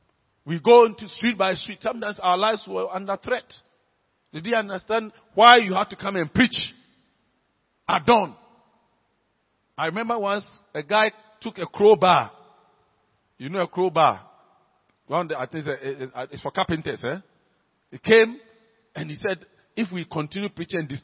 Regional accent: Accra, Greater Accra, Ghana; when I was growing up in Laboni

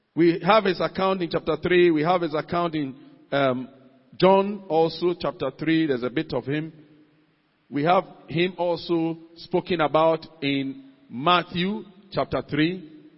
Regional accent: Ghana; as a Ghanaian, as a citizen of any nation that I belong

